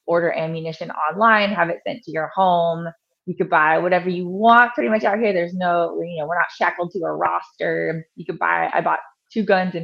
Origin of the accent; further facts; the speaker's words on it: Long Beach, California, United States; moved away as an adult; now in North Carolina, United States; I'm originally from Long Beach, California